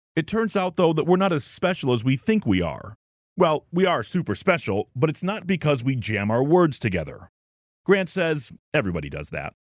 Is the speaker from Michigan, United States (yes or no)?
yes; Detroit, Michigan, United States; accent: Michigan; moved away as an adult; also born or lived in Arizona / Arkansas / Texas / California; I was born and raised here in Metro Detroit